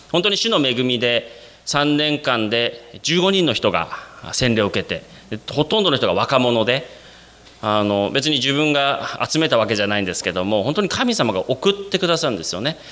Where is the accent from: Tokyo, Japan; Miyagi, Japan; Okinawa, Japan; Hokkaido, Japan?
Hokkaido, Japan; Sapporo; moved away as an adult; also born or lived in Nara, Japan / South Korea; 私生まれも育ちも札幌でして